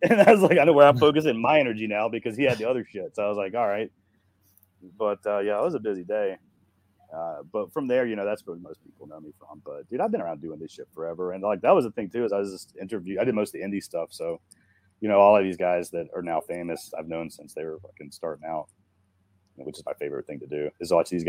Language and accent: English; Asheville, North Carolina, United States; also born or lived in Marietta, Georgia; now in Atlanta, United States; I'm from Asheville. So we're both from North Carolina.